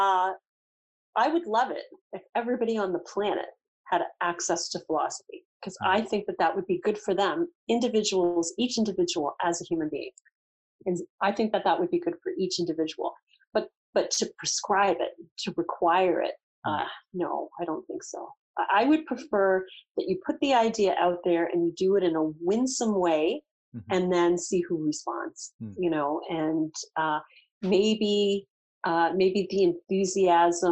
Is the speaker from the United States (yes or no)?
no; Canada; as a Canadian